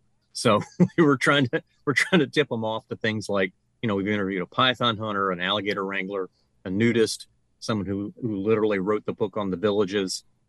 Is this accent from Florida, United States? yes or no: yes; Pensacola, Florida, United States; Pensacola, my hometown.